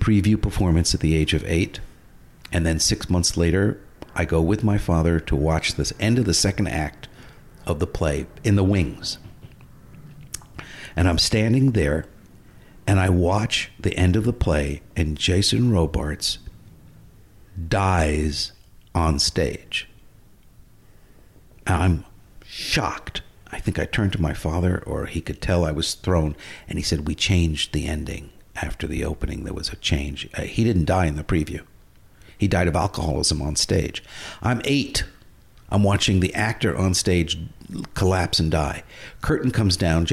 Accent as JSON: {"language": "English", "region": "New York", "country": "United States", "tie": "born or raised there", "said": "life growing up in New York, theater, Upper West Side"}